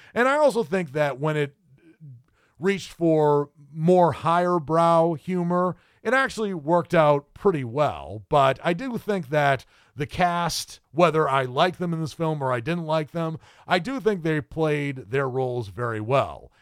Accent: New England, United States; now in the South, United States; having been born and raised in New England

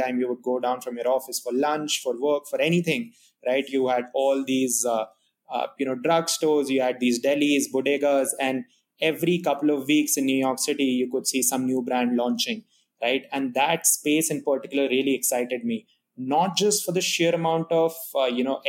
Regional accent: India; moved away as an adult; now in United States; And I'm not from the US, so I come from India

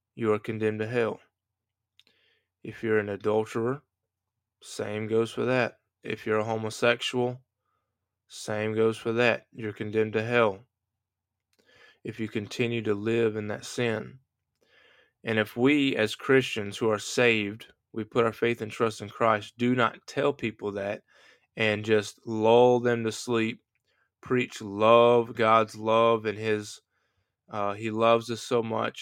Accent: United States; I'm an American

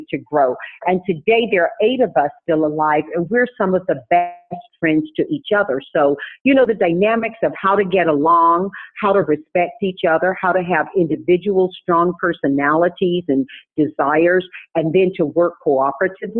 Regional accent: Tarboro, North Carolina, United States; moved away; I was raised in Tarboro, North Carolina, which is a very deep South community

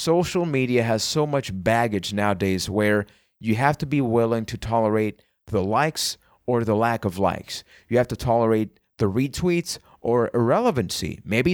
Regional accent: Puerto Rico; English is a second language; I am from Puerto Rico

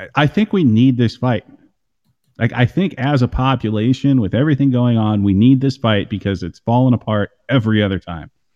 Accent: Iowa, United States; I grew up in Iowa

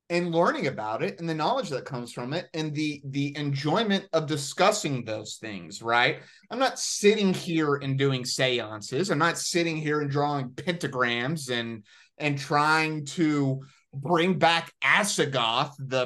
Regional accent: Arkansas, United States; moved away; where we grew up in Arkansas

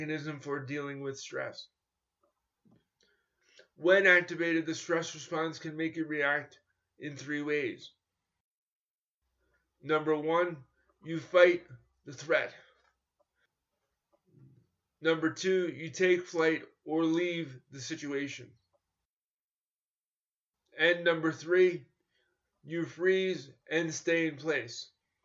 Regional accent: New York, United States; born or raised there

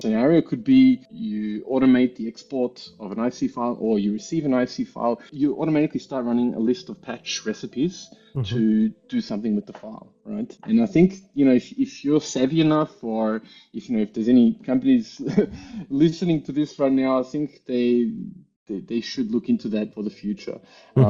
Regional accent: Melbourne, Victoria, Australia; moved away as an adult; also born or lived in New Zealand / Germany; now in Vienna, Austria; I grew up in Melbourne, in Australia.

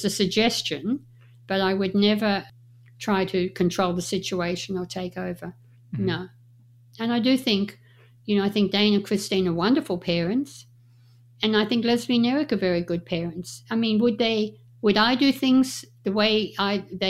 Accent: Australia; moved away as an adult; also born or lived in Las Vegas, United States; now in Reno, United States; when I grew up in Australia

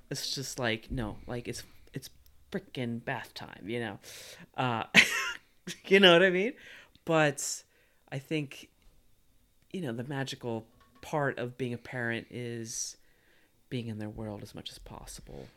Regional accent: Missouri, United States; I grew up in Missouri

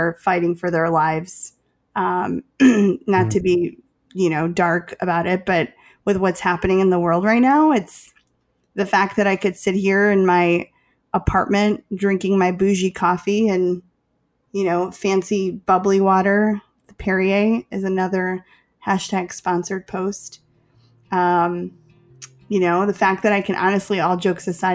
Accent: Chicago, Illinois, United States; I'm from Chicago

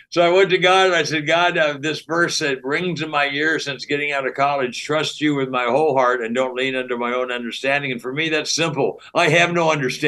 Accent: Pasadena, California, United States; I grew up in Pasadena, California

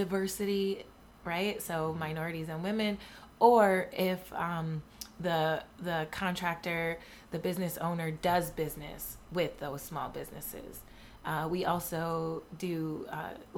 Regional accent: Buffalo, New York, United States; I'm from Buffalo

